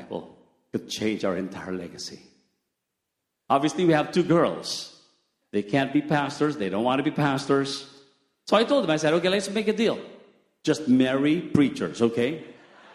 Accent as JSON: {"language": "English", "country": "Philippines", "said": "it's cold is not our thing in the Philippines. We're not used to wearing all those thick stuff."}